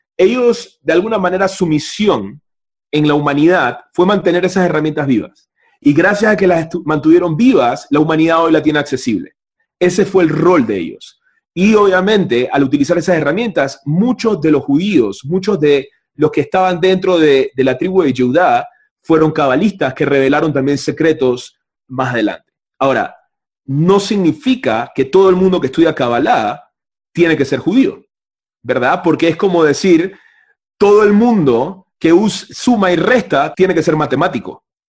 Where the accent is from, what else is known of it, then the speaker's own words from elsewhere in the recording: Panama; yo vengo de Panamá, de un país capitalista totalmente distinto